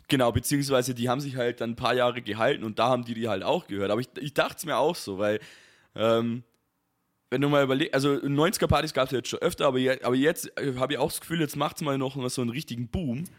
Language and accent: German; Bavaria, Germany; ich als Bayer